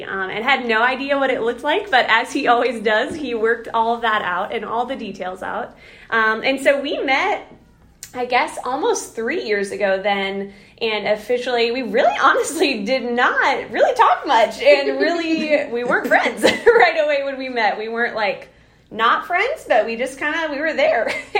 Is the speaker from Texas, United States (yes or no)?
no; South Dakota, United States; moved away as an adult; also born or lived in Indiana / Ohio; So I am originally from South Dakota.